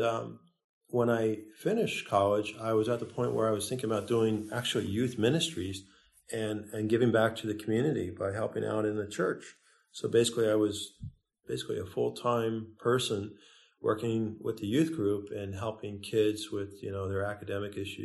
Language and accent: English; outside of Philadelphia, Pennsylvania, United States; now in Penngrove, United States; I grew up in Pennsylvania, outside of Philadelphia